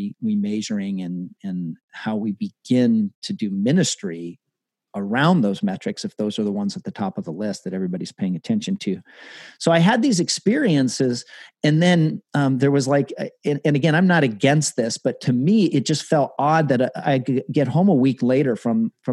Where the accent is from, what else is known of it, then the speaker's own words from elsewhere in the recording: Colorado Springs, Colorado, United States; I grew up in Colorado Springs in your neck of the woods